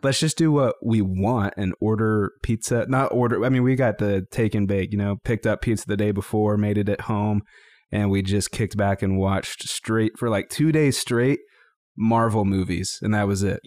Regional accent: Greeley, Colorado, United States; I grew up in Greeley, Colorado

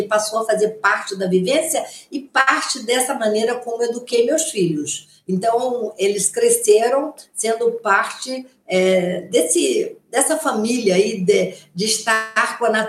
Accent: Rio de Janeiro, Brazil; eu já tinha contato com o mar, eu sou carioca, é, morava em Ipanema, então o mar era assim, um lugar que eu ia sempre com os meus irmãos.

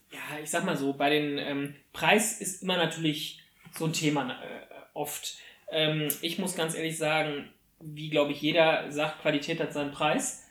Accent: Germany; bei uns in Deutschland

